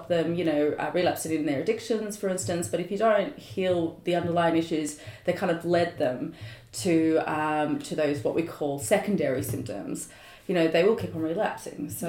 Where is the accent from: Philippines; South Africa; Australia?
Australia; Sydney, New South Wales; also born or lived in London; Born and raised in the Northern Beaches, though I did spend about 4 years living in London at some point